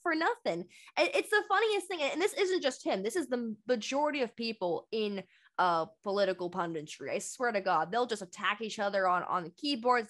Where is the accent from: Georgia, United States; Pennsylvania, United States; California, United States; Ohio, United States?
California, United States; Bay Area; I'm from the Bay Area